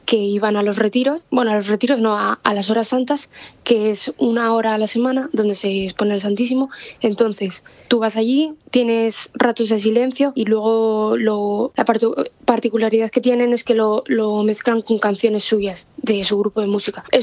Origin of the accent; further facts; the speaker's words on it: Madrid, Community of Madrid, Spain; eh, tengo 20 años y bueno, soy del sur de Madrid.